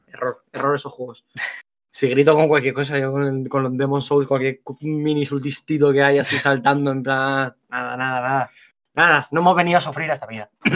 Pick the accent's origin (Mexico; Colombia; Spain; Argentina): Spain; Alicante, Valencian Community; Nosotros somos de Alicante los dos.